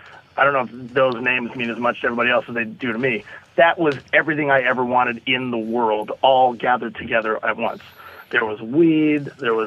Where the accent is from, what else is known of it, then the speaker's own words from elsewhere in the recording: Canada; I'm Canadian. I don't know if I've mentioned that.